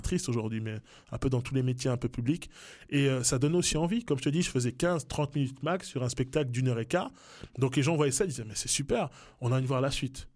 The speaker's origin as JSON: {"language": "French", "region": "Neuchâtel", "country": "Switzerland", "tie": "born or raised there", "also_born_or_lived": "Kinshasa, DR Congo", "said": "Je suis arrivé à, dans le canton de Neuchâtel à, quelques mois"}